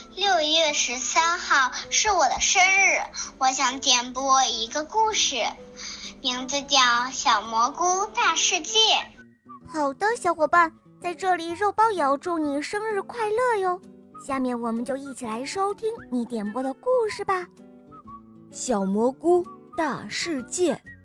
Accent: Jiangsu, China; 今年八岁了。我来自江苏

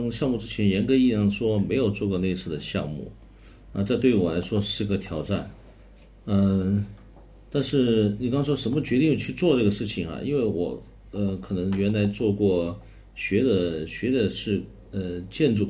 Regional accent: Chongqing, China; 按照我们重庆自身本身也应该也有这么好的。东西出来能展现重庆，展现我们重庆人，嗯，所以这个它也有一个情怀在里面

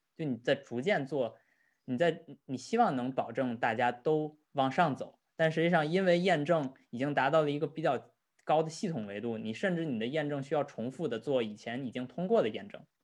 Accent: Tianjin, China; 像我们天津那边经常说俗话

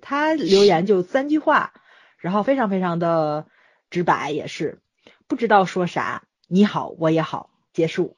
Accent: Tianjin, China; 因为我是天津的嘛，所以他们基层人员有多辛苦，我是比较清楚的

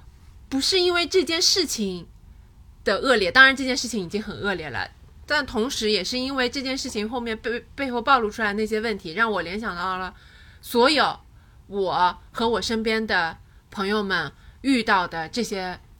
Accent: Hangzhou, Zhejiang, China; 在杭州，我高中那就是二零零七年、二零零六年的样子。

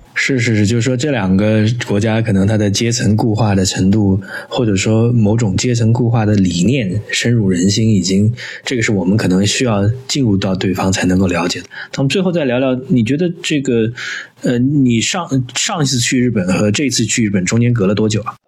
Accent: China; 我们中国人

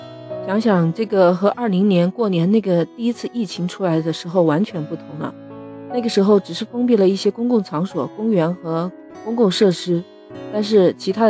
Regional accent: Shenzhen, Guangdong, China; 我们深圳人民

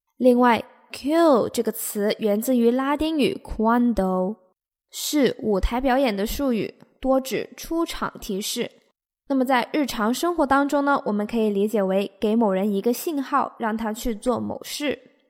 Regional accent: China; 我们中国人

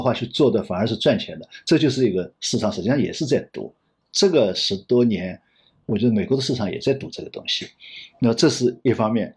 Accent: China; 我们中国人讲的一个度是很重要的

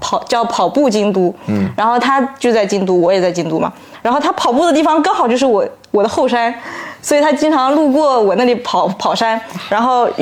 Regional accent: Zhejiang, China; 啊我就是江浙沪的

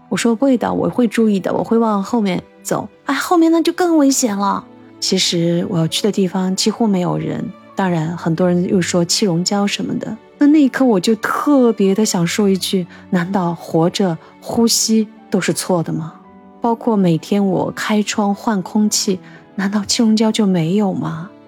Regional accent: Shanghai, China; 我们上海人到底在怕着什么？

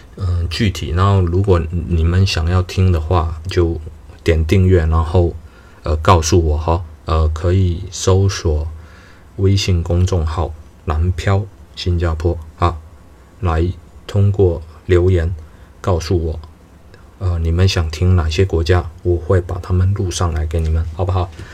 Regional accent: southern China, China; 我是三四线，我的家乡是中国三四线的一个城市

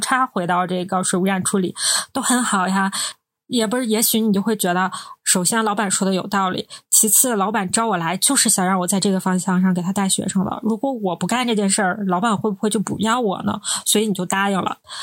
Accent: Northeast China, China; 我们是三个来自东北的ladies

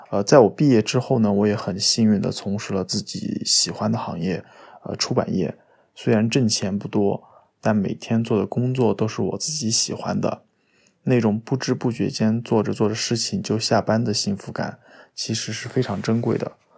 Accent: Anhui, China; now in Shanghai, China; 我来自安徽。现在在上海工作，呃，是上海名师图书的编辑

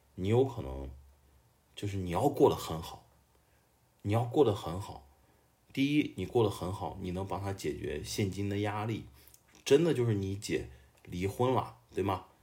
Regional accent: Xuzhou, Jiangsu, China; 我出生在一个小小城市，江苏徐州，但是我都不是徐州市的人。 我是周边的一个矿区长大的一个小孩儿

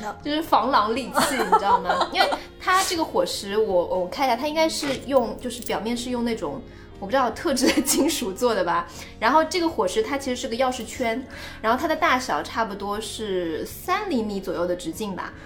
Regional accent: China; 我觉得中国人一直是有一个很强的大局观

